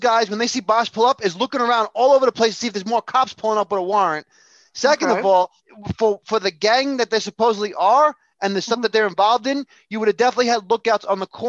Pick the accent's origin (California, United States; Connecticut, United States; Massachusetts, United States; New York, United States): New York, United States; I'm from New York. I grew up in the inner city, yep.